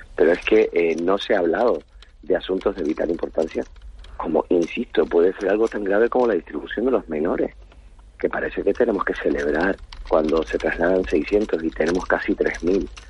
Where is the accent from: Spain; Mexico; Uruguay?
Spain; Canary Islands; nos trata como ciudadanos de segunda